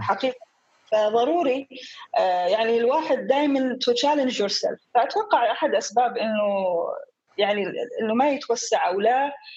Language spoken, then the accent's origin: Arabic; Dhofar, Oman; also born or lived in Portsmouth, United Kingdom; أنا ابنة عمان